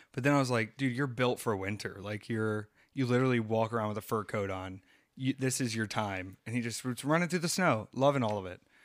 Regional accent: the Carolinas, United States; growing up in the Carolinas

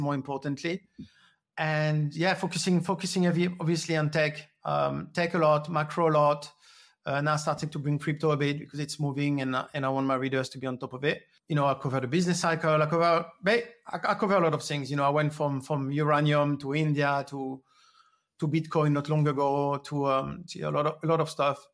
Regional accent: France; moved away; I grew up in France, um, I I was going to school twenty miles away from a nuclear plant

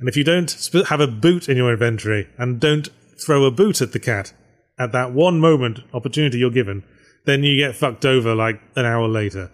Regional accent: United Kingdom; I'm British

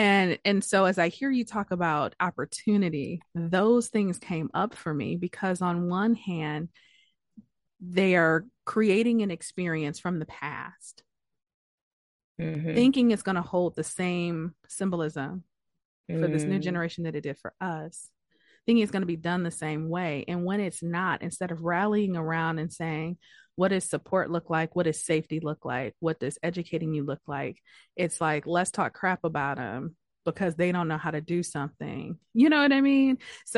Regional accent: Detroit, Michigan, United States; And I'm from Detroit, and apparently this past weekend, there's a section of downtown Detroit.

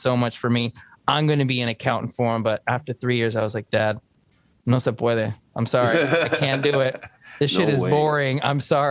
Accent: Los Angeles, California, United States; I am Mexicano-Americano. I was born in Los Angeles, but I am Mexican to the core

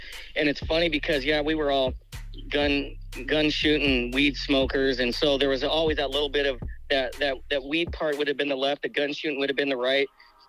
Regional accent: Loveland, Colorado, United States; moved away as an adult; also born or lived in Oklahoma / Coralville, Iowa; now in Cedar Rapids, United States; I grew up in Loveland.

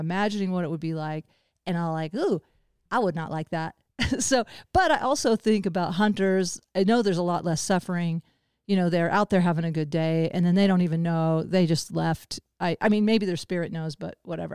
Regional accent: the Ozarks, United States; now in Boulder, United States; I grew up in the Ozarks and I live in Boulder

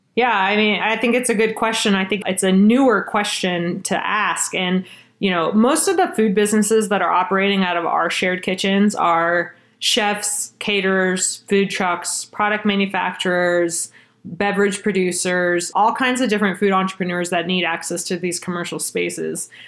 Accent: Austin, Texas, United States; moved away as an adult; also born or lived in Bay Area, California / Boston; now in Colorado, United States; I was born actually in the Bay Area and was raised in Austin, Texas from the time I was six.

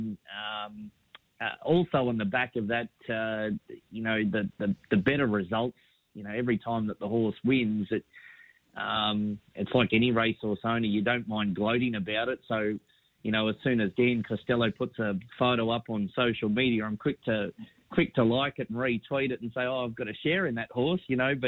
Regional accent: Brisbane, Queensland, Australia; moved away; It was a really good time to be growing up in Brisbane

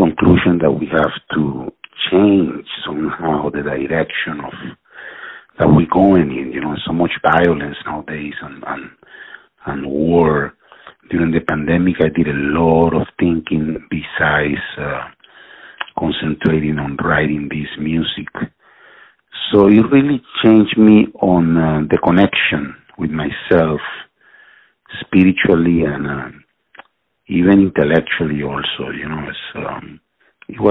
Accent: Venezuela; moved away; also born or lived in Philadelphia / New York City / Texas; I grew up in Venezuela

